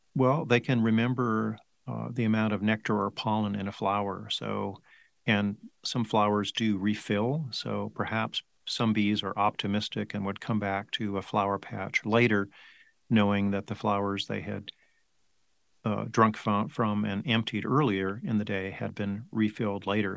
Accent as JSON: {"language": "English", "town": "Placentia", "region": "California", "country": "United States", "tie": "born or raised there", "also_born_or_lived": "Davis, California", "moved": "as an adult", "lives_now": "Tucson, United States", "said": "I grew up in Southern California uh, Placentia"}